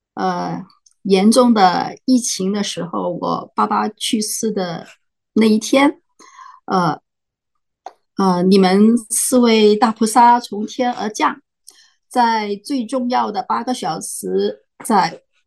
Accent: Macau; now in United States; 我来自澳门，但现在住在美国

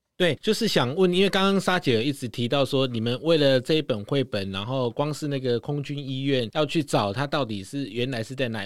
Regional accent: Tainan, Taiwan; 身为台南人非常骄傲

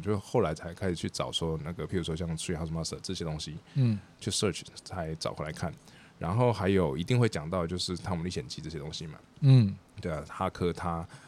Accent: Taichung, Taiwan; moved away as an adult; also born or lived in Amsterdam, Netherlands / Shanghai, China; 我是在台中的台中出生长大。

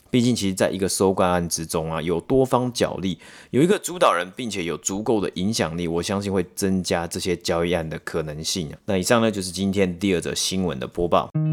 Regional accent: Taiwan; moved away as an adult; now in Canada; 我们从台湾，然后来到加拿大好几年嘛，然后其实在台湾以前受的教育里面

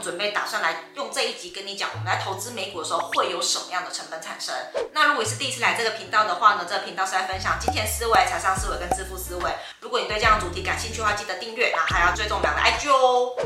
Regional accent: Taiwan; 我们台湾人

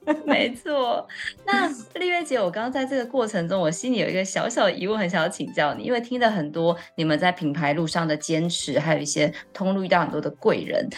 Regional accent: Taichung, Taiwan; now in Taipei, Taiwan; 因为我是台中人，然后在台北生活这样子

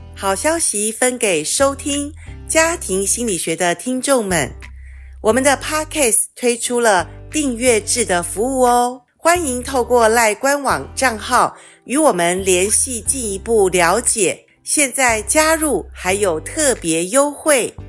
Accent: Taiwan; 我从小在眷村长大

